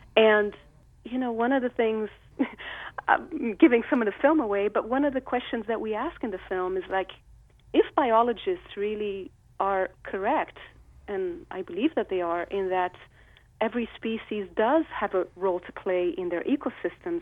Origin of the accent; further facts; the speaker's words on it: Rio de Janeiro, Brazil; I grew up in Rio de Janeiro.